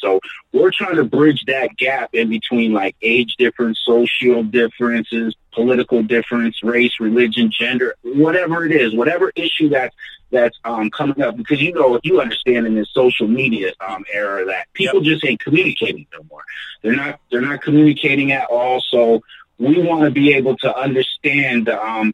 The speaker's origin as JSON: {"language": "English", "town": "Erie", "region": "Pennsylvania", "country": "United States", "said": "I'm from Erie, Pennsylvania."}